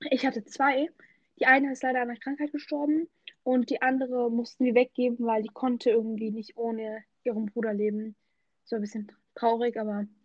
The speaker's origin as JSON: {"language": "German", "country": "Turkey", "said": "Also als Türke ja, möchte ich ja mal sagen"}